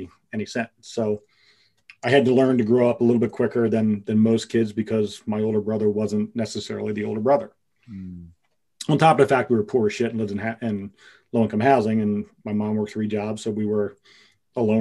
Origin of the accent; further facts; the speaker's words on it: Pottstown, Pennsylvania, United States; growing up on the East Coast, in a suburb, in a little city outside of Philadelphia called Pottstown